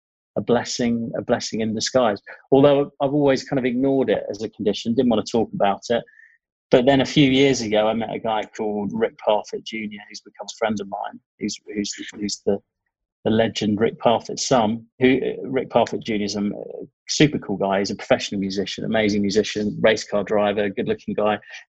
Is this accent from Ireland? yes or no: no; Ipswich, East of England, United Kingdom; moved away as an adult; I was born in Ipswich, of all places